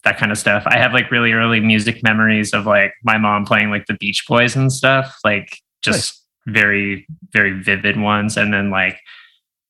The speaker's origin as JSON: {"language": "English", "town": "Miramichi", "region": "New Brunswick", "country": "Canada", "tie": "born or raised there", "said": "I grew up in Miramichi, New Brunswick"}